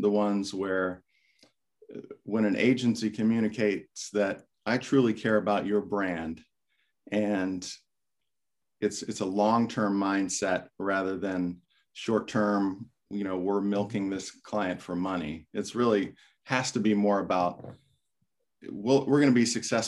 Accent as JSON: {"language": "English", "region": "Florida", "country": "United States", "tie": "born or raised there", "said": "I grew up in Florida"}